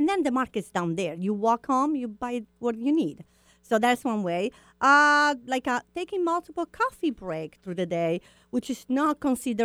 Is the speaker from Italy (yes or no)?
yes; Italy